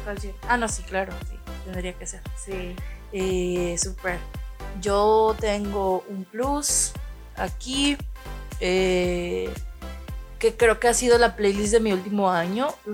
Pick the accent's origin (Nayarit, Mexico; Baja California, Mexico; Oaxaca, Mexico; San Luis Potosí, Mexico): Nayarit, Mexico; Tepic; aquí nosotros somos de Tepic Nayarit